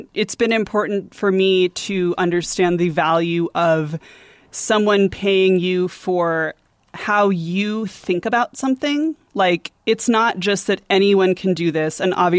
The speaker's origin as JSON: {"language": "English", "town": "San Diego", "region": "California", "country": "United States", "tie": "born or raised there", "moved": "as an adult", "said": "I grew up in San Diego."}